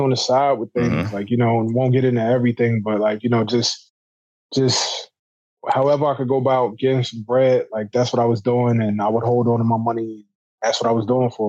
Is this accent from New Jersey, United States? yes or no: yes; New Jersey, United States; I'm from Jersey, but all my family's from New York